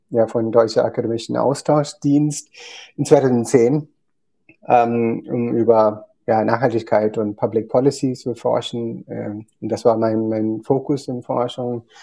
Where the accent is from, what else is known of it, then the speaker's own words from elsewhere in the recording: Kerala, India; German is a second language; aber ich bin in Kerala geboren, aufgewachsen in einem Bauernhof